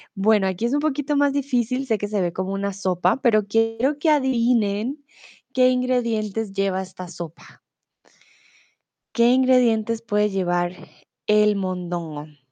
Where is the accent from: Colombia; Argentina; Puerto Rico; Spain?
Colombia; Bogotá; also born or lived in Mexico; now in Germany; Yo no soy de Medellín, ¿vale? Yo soy de Bogotá.